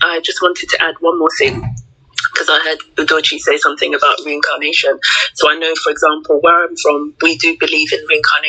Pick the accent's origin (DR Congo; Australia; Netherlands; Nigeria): Nigeria; Arochukwu, Abia; I'm from Arachukwu.